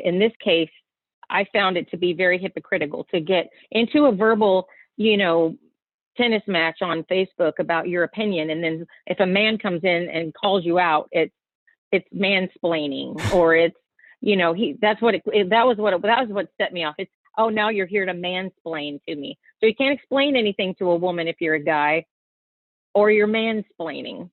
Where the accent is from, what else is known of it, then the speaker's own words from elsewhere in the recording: Texas, United States; moved away; I'm from Texas